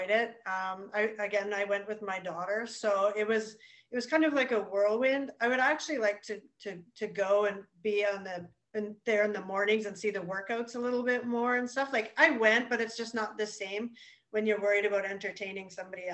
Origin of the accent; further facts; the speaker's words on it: Canada; I'm from Canada